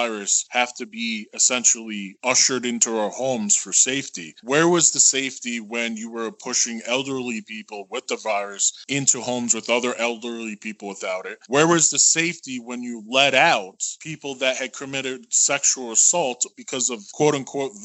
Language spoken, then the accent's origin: English; New York, United States; I'm from New York State.